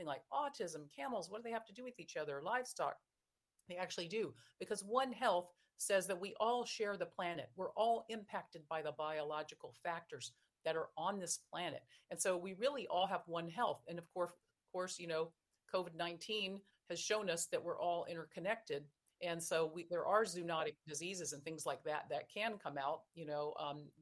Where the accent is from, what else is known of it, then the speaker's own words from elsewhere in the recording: Virginia, United States; I'm a girl from Virginia and my family, you know, had coal mining heritage